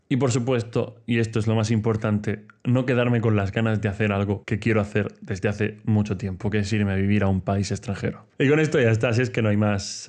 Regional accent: Region of Murcia, Spain; como murciano el calor no me va a pillar por sorpresa, pero el frío sí. O sea, aquí en Murcia he visto nevar a lo mejor una o dos veces en mi vida

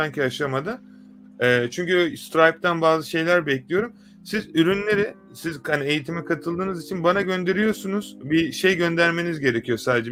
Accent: Turkey; bir Türk olarak

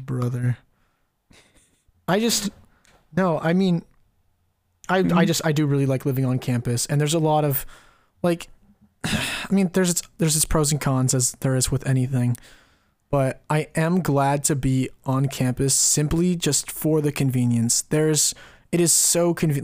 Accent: California, United States; we're from California

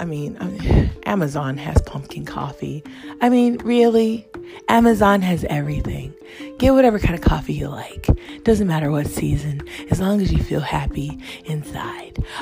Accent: Hawaii, United States; moved away; I grew up in Hawaii, like the real high life

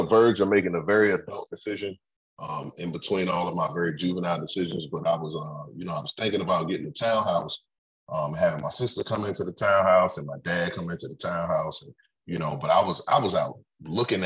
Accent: Forest Heights, Maryland, United States; also born or lived in Temple Hills; I grew up in Forest Heights, man, in the 90s, between Forest Heights and Temple Hills

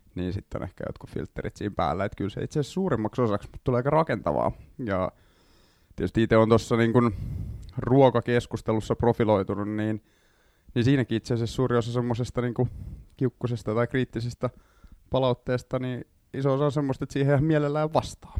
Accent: Vantaa, Uusimaa, Finland; also born or lived in Helsinki; Tai itse asiassa mä oon syntyperäinen helsinkiläinen, mutta kasvanut Vantaalla

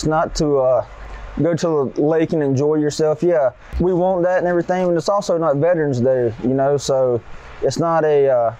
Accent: Statesville, North Carolina, United States; moved away as an adult; also born or lived in Asheville, North Carolina; now in California, United States; I'm from Statesville, North Carolina. About 40 minutes from Charlotte.

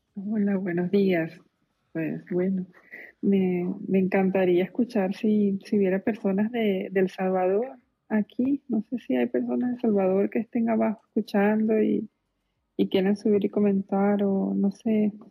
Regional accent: Venezuela; moved away; como venezolana

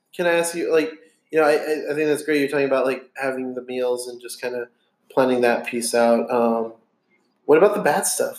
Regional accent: Texas, United States; We're just Texans

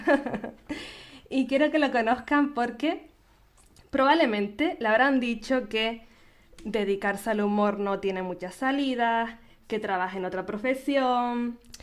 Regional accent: Canary Islands, Spain; nacida en Canarias

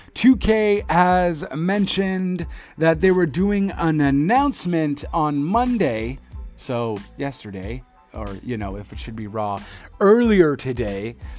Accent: Montreal, Quebec, Canada; my hometown

